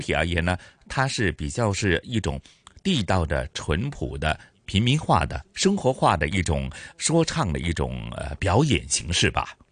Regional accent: Hong Kong; 就像咱们香港人所讲的“手把郎”

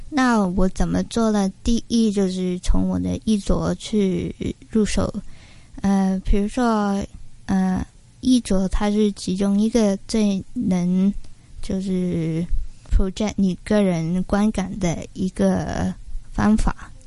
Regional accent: Hong Kong; 回到香港之后，就是进了大公司去打工

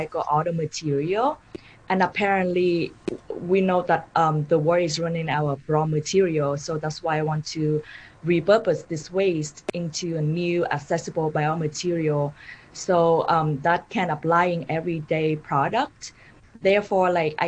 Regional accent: Da Nang, Vietnam; moved away; I grew up in Da Nang, Vietnam, where leather, textile were predominantly manufactured.

